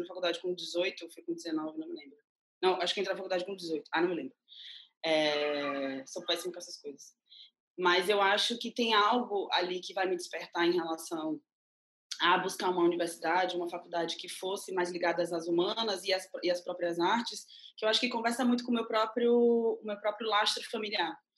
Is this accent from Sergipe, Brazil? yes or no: no; Mundo Novo, Bahia, Brazil; eu sou baiana, eu nasci numa cidade chamada Mundo Novo, e que fica a 315, 30 quilômetros de Salvador